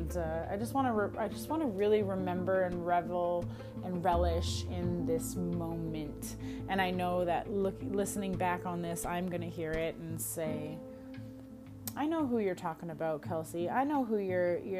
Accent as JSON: {"language": "English", "country": "Canada", "accent": "German freaking white girl accent", "said": "Even being a Canadian"}